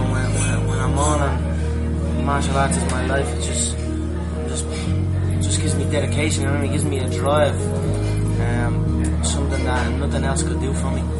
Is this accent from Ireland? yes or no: yes; Dublin, Leinster, Ireland; I'm mixed martial artist with the Ultimate Fighting Championship, and I am from Dublin, Ireland.